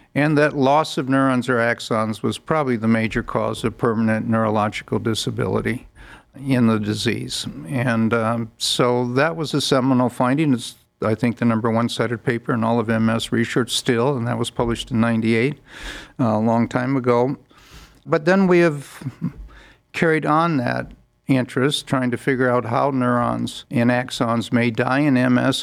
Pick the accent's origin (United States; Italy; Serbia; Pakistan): United States; Northern Illinois; moved away as an adult; also born or lived in Chicago / Bethesda / Baltimore; now in Cleveland, United States; originally I'm from Northern Illinois, about uh, 90 miles west of Chicago